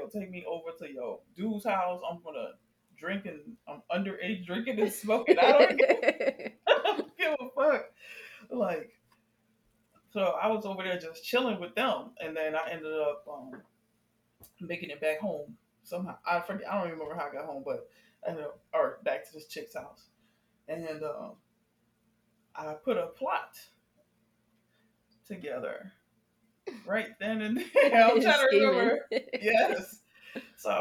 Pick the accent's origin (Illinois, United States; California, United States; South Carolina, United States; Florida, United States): Florida, United States; Miami; I'm from Dade County 305